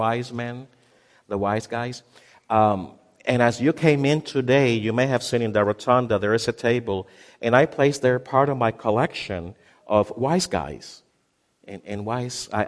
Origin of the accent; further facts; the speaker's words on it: Puerto Rico; moved away as an adult; also born or lived in Ohio; I moved from Puerto Rico to the mainland to become a resident in the state of Ohio